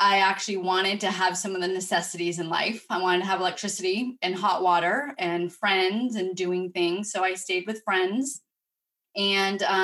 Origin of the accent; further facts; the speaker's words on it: Vermont, United States; I grew up in Vermont in a big family.